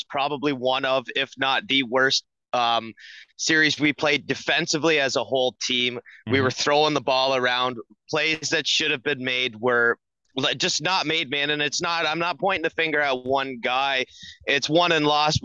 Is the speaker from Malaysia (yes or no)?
no; Canada; I'm a Canadian